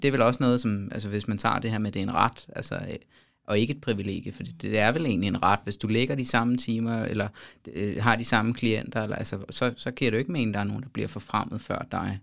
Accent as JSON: {"language": "Danish", "country": "Denmark", "said": "som dansker"}